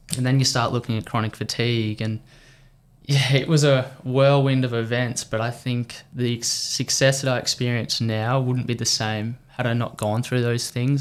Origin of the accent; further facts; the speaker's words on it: Victoria, Australia; as an Australian